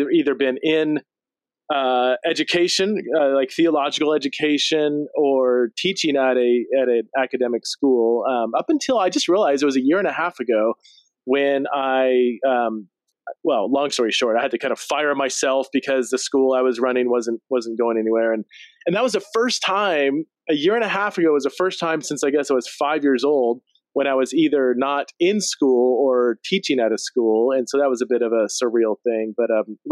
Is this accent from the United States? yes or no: yes; Central California, United States; I grew up in California, Central California, longing and just jealous of people that lived on the coast